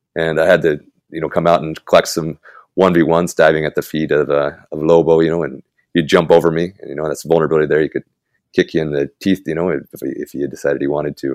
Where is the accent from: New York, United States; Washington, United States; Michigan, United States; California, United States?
Washington, United States; Tulalip; moved away as an adult; now in Guadalajara, Mexico; I'm from Tulalip, Washington, north of Seattle originally